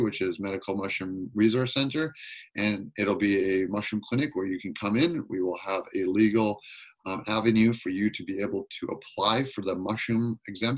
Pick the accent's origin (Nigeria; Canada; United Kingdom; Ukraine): Canada; Campbell River, Port Hardy, and Queen Charlotte Islands, British Columbia; I grew up in Campbell River, Port Hardy, and Queen Charlotte's, and very indigenous